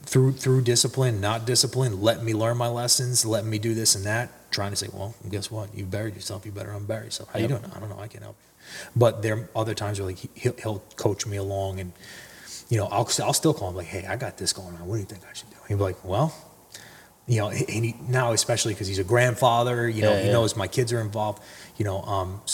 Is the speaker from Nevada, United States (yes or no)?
no; New Jersey, United States; also born or lived in Mahwah, New Jersey / Allendale, New Jersey; I'm from North Jersey